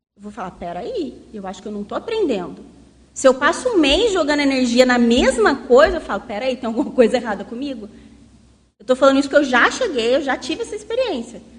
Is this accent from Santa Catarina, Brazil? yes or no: no; south of Minas Gerais, Brazil; um contexto bem do sul de Minas, assim, bem interior, que é de onde eu venho